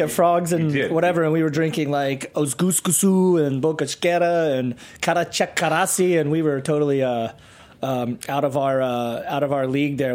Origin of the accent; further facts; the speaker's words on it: Sunbury, Pennsylvania, United States; also born or lived in Bloomsburg, Pennsylvania; No, I'm from Central PA.